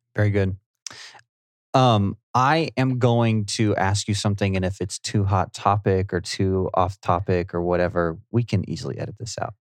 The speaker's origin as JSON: {"language": "English", "country": "United States", "said": "I'm an American"}